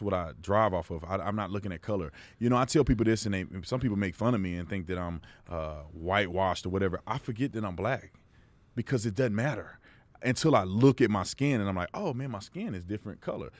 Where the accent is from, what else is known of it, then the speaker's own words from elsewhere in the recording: Texas, United States; the little kid that grew up going to church 'cause that was the thing you did growing up in Texas